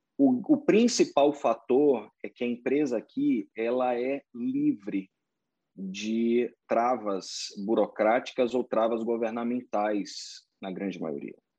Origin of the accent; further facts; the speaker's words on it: Salvador, Bahia, Brazil; moved away as an adult; now in Orlando, United States; eu fui criado em escola de inglês em Salvador